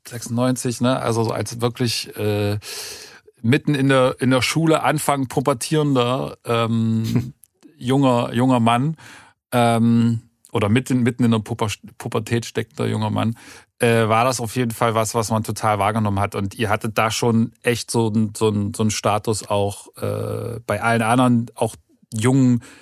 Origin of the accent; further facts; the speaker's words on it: East Germany, Germany; damals war man ja irgendwie als Ostdeutscher trotzdem noch so ein bisschen immer so ein, ein Hinkefuß hinterher